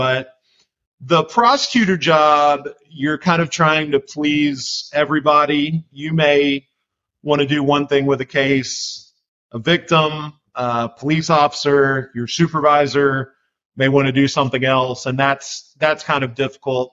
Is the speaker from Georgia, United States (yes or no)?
yes; Macon, Georgia, United States; moved away as an adult; also born or lived in Louisville, Kentucky / Atlanta, Georgia; now in Nashville, United States; I moved to Macon, Georgia when I was pretty young. I claimed that as my hometown